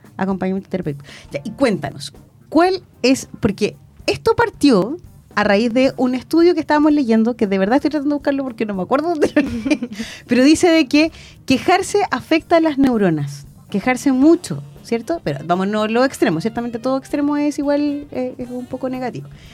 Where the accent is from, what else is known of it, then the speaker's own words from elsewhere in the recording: Chile; somos los chilenos